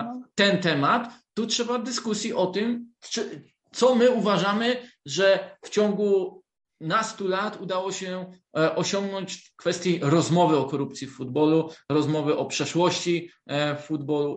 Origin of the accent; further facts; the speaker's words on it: Wrocław, Lower Silesian Voivodeship, Poland; jestem z Wrocławia, to e, też bardzo lubiłem futbol jako dzieciak